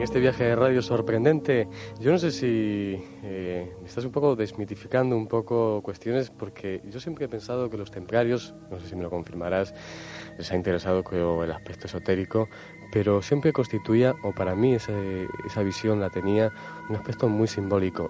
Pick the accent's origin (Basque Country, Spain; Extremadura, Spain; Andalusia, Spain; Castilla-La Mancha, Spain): Extremadura, Spain; Cáceres; en mi tierra también mágica